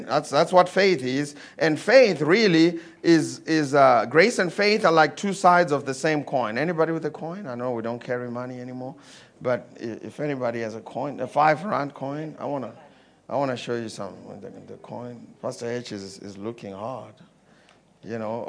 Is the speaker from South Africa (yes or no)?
no; Zimbabwe; I come from Zimbabwe